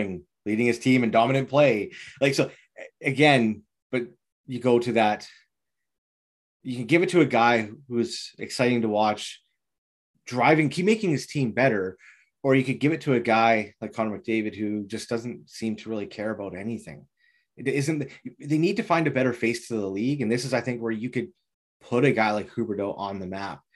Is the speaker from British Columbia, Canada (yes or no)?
yes; Vancouver, British Columbia, Canada; I would throw, you know, my hometown bias in there